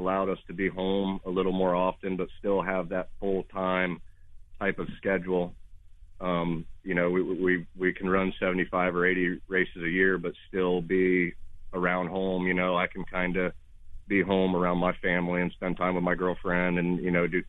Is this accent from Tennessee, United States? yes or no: no; Wooster, Ohio, United States; I'm from Worcester, Ohio, but the home base is out of Struthers with Rudzik Excavating.